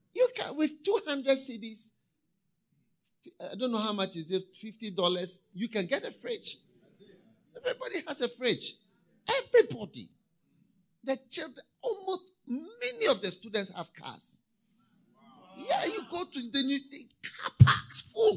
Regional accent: Ghana; in Ghana, when we were going to school, I remember when we were in university, first year

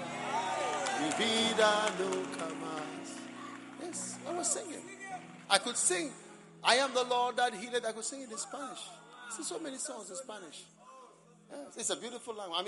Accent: Ghana; accent: Ghanaian; my Ghanaian accent

